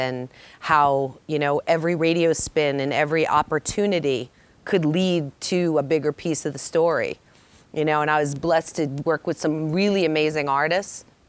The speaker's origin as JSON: {"language": "English", "town": "Dedham", "region": "Massachusetts", "country": "United States", "tie": "born or raised there", "said": "I'm from Massachusetts, born, raised, went all the way from Dedham to Boston College, a whole 30 minutes away"}